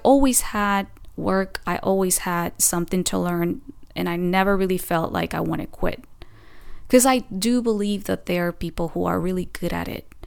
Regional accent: Oaxaca, Mexico; first language Spanish; English is a second language; moved away as an adult; also born or lived in Puebla, Mexico; now in Los Angeles, United States; my hometown, Oaxaca

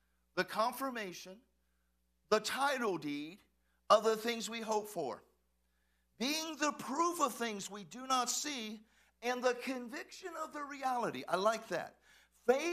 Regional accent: Texas, United States; I'm from Texas

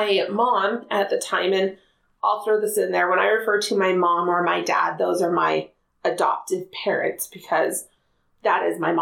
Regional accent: Spanish Fork, Utah, United States; I grew up in Spanish Fork, Utah, and still live in Spanish Fork, Utah

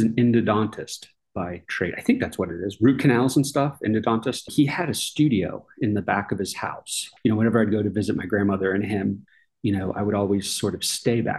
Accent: Tampa, Florida, United States; moved away as an adult; also born or lived in Boston, Massachusetts / Georgia; now in Arkansas, United States; I grew up in Florida

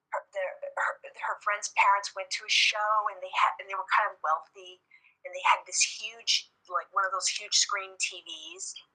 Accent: Navajo Hopi reservation, northern Arizona, United States; I grew up in Arizona, and I actually grew up on the native on the Navajo Hopi reservation

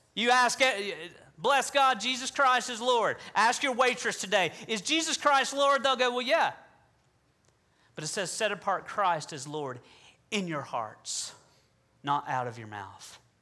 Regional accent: the South, United States; I'm from the South

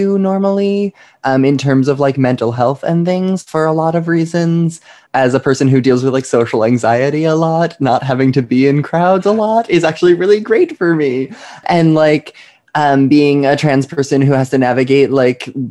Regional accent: Lake Grove, New York, United States; now in Brooklyn, United States; I grew up in Lake Grove, right by Ronkonkoma in Stony Brook

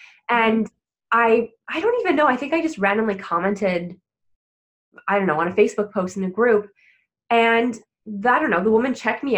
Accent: Ontario, Canada; I'm from Ontario.

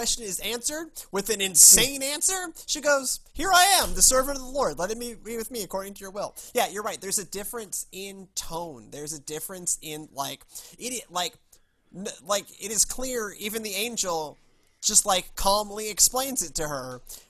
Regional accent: New York, United States; accent: New York; Again, my New York accent aside.

